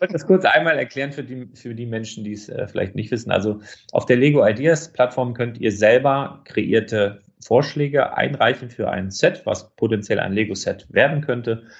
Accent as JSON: {"language": "German", "region": "Northern Germany", "country": "Germany", "said": "ich komme aus Norddeutschland"}